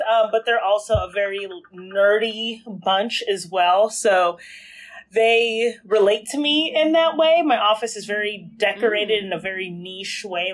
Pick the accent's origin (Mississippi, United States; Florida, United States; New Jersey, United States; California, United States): Florida, United States; moved away as an adult; now in New York, United States; I'm originally from Florida